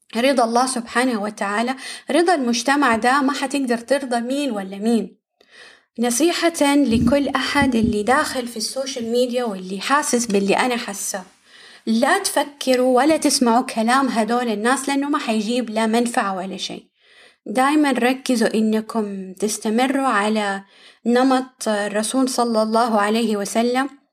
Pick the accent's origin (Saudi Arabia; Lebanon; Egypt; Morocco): Saudi Arabia; عندنا كده في السعودية